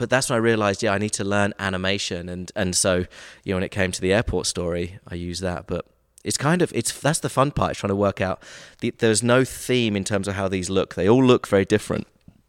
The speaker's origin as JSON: {"language": "English", "town": "Brighton", "region": "South East England", "country": "United Kingdom", "also_born_or_lived": "Nashville", "moved": "yes", "lives_now": "Atlanta, United States", "said": "I'm from the south coast of England, Brighton."}